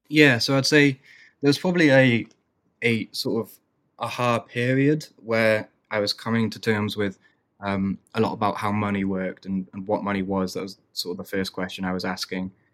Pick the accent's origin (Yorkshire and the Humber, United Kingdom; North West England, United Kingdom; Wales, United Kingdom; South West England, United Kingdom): Wales, United Kingdom; growing up in Wales